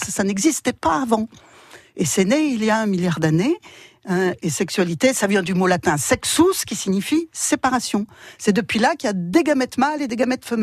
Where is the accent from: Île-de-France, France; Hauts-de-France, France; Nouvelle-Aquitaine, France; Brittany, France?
Hauts-de-France, France; Dunkirk; also born or lived in Strasbourg; moi je suis dunkerquoise, je suis nordiste, oui. Je suis implantée.